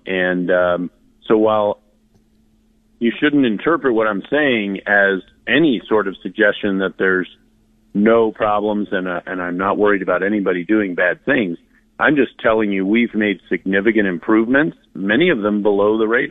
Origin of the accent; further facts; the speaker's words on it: Virginia, United States; also born or lived in New Jersey; I was born in New Jersey. I legally immigrated to Virginia when I was two